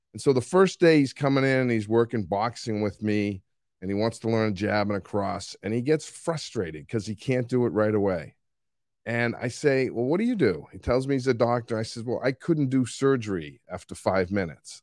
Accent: Boston, Massachusetts, United States; accent: Boston; moved away; I just got back from two weeks in Boston, and so my accent might be a little stronger than it usually is

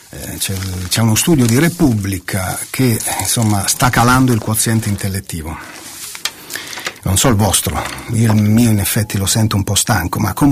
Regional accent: Calabria, Italy; se in Calabria, prendo questa terra perché sono calabrese, vai a 10 metri dalla costa

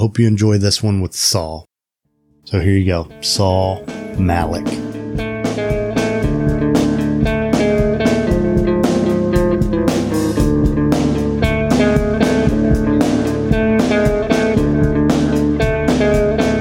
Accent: Indiana, United States; moved away as an adult; I grew up in Indiana and, moved back about a year ago

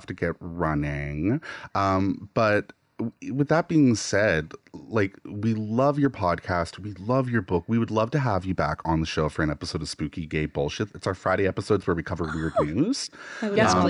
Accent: New Minas, Nova Scotia, Canada; also born or lived in Halifax; I grew up an hour outside of Halifax in a village called New Minas

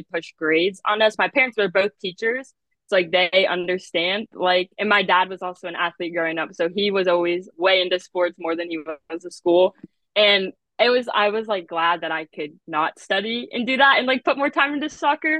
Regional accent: Warrenton, Virginia, United States; I'm from Warrenton, Virginia, and I actually went to Kettle Run High School

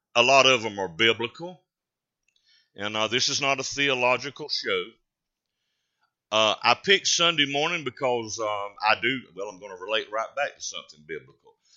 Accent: North Carolina, United States; a Carolina grown boy

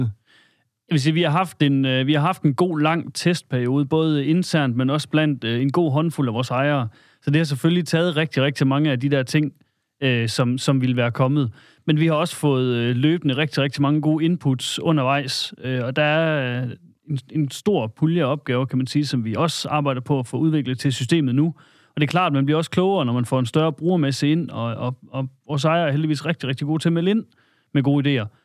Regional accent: Salling, Central Denmark Region, Denmark; oprindeligt kommer jeg øh, op fra Salling

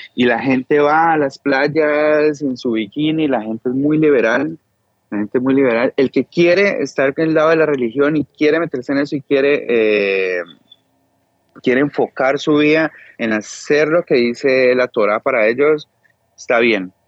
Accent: Cali, Valle del Cauca, Colombia; now in Israel; yo que soy de Cali

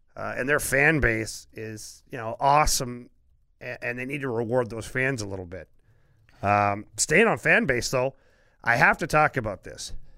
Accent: Ottawa, Ontario, Canada; moved away; that's my hometown

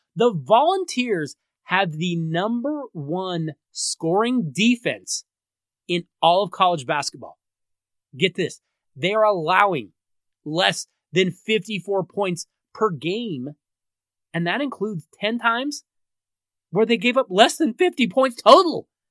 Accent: Denver, Colorado, United States; my hometown Denver

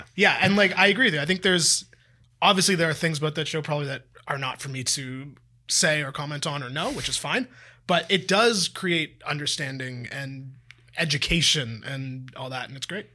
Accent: Toronto, Ontario, Canada; I've lived in Toronto for m, almost my entire life except when I went to university

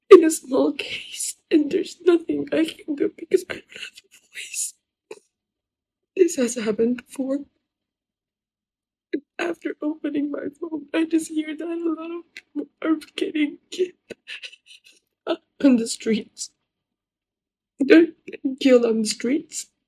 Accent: Iran; accent: Persian; English is a second language; As you can hear my accent, I'm a Persian girl.

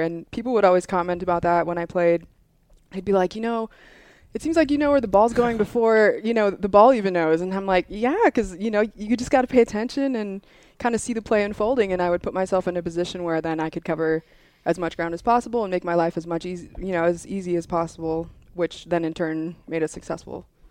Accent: Hawaii, United States; moved away as an adult; I'm originally from Hawaii

